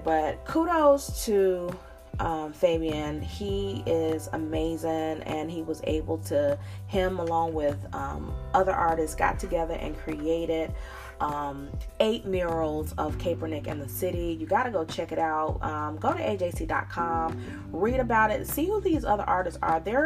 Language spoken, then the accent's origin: English; Charlotte, North Carolina, United States; now in Atlanta, United States; I live in Coke country, but I'm from Charlotte, North Carolina